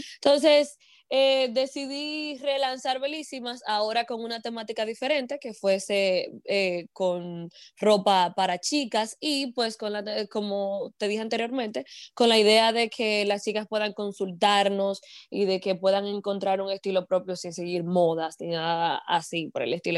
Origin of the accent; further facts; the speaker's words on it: Moca, Espaillat, Dominican Republic; moved away as an adult; now in United States; soy mocana, dominicana de pura cepa